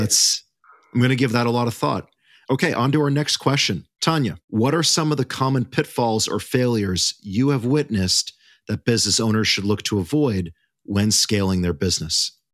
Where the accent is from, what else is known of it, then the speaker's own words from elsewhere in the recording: Canada; we are all Canadian on this episode.